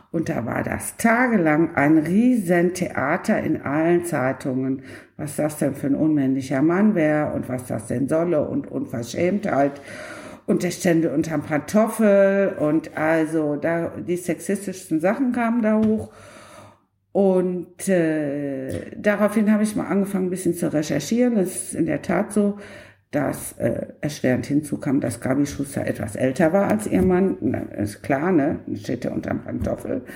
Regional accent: Cologne, North Rhine-Westphalia, Germany; und da muss ich als Kölnerin sagen, äh, Köln kommt dabei nicht so ganz gut weg.

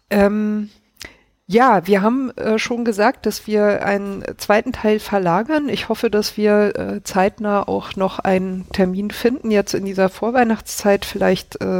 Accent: Baden-Württemberg, Germany; Ich komme ja aus Schwaben, das ist wirklich schlimm.

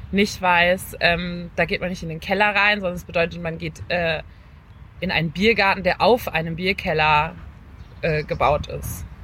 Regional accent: North Rhine-Westphalia, Germany; Also ich bin in NRW geboren und aufgewachsen

